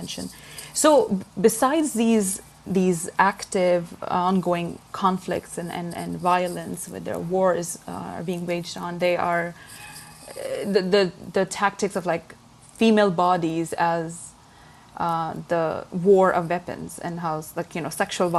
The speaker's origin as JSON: {"language": "English", "country": "Pakistan", "said": "I am from Pakistan"}